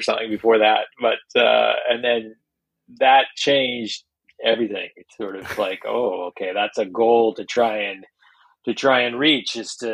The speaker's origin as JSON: {"language": "English", "region": "Western Canada", "country": "Canada", "tie": "born or raised there", "also_born_or_lived": "Vancouver / Prince George", "said": "I grew up in Western Canada"}